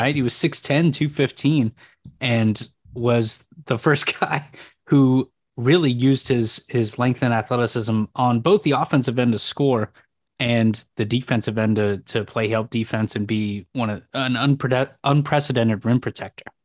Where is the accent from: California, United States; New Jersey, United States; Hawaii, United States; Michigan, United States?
California, United States; San Francisco; I grew up in San Francisco